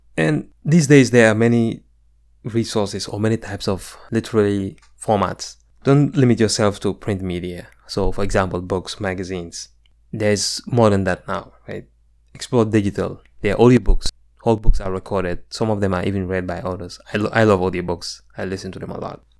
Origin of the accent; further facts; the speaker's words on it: Gambia; moved away as an adult; now in United States; my experiences growing up in the Gambia